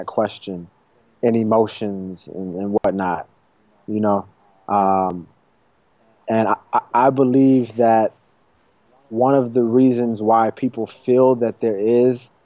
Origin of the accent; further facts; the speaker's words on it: Chicago, Illinois, United States; also born or lived in Los Angeles; I'm from Chicago